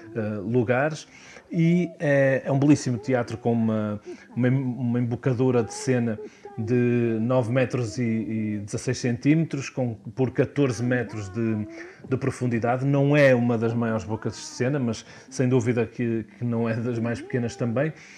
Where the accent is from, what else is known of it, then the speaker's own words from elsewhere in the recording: Viana do Castelo, Norte, Portugal; moved away as an adult; also born or lived in Porto / Lisbon; voltar a Viana do Castelo, de onde sou natural